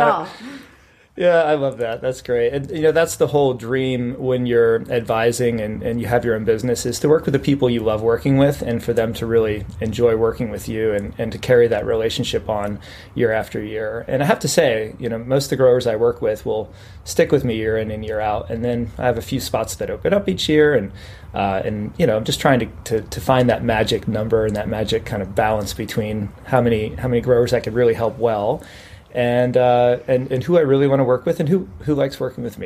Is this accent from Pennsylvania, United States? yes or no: yes; Pennsylvania, United States; moved away as an adult; also born or lived in Virginia / Texas / California; I'm actually originally from Pennsylvania